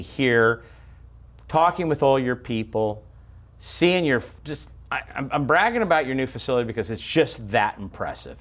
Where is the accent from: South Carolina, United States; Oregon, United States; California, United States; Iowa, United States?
California, United States; Bakersfield; I'm from California, Bakersfield